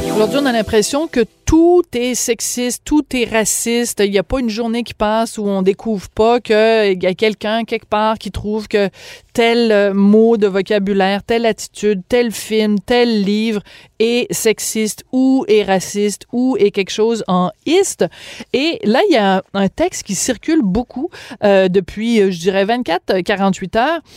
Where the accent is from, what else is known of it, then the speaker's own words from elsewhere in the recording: Bordeaux, Nouvelle-Aquitaine, France; je suis né à Bordeaux en 1965